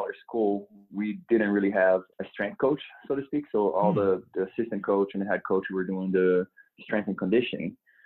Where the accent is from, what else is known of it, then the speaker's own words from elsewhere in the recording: Brazil; English is a second language; moved away as an adult; also born or lived in Oklahoma, United States; now in Denver, United States; I was born and raised in Brazil. Came to the United States to play in a small school in Oklahoma